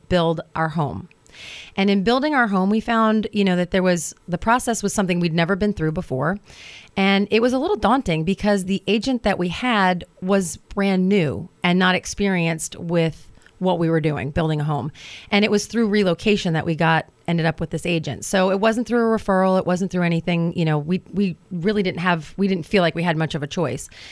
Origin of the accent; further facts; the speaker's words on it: New Jersey, United States; moved away as an adult; also born or lived in Hoboken, New Jersey / Manhattan; now in Virginia, United States; I grew up in New Jersey. I'm a Jersey girl.